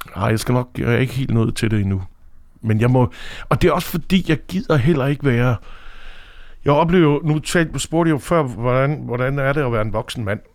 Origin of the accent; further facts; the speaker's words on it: Aarhus, Central Denmark Region, Denmark; now in Copenhagen, Denmark; Jeg er fra Aarhus oprindeligt